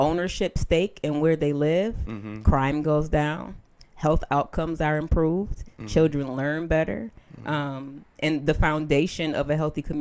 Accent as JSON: {"language": "English", "town": "Buffalo", "region": "New York", "country": "United States", "tie": "born or raised there", "said": "I'm from down the way, so I grew up on Bocce's on Clinton."}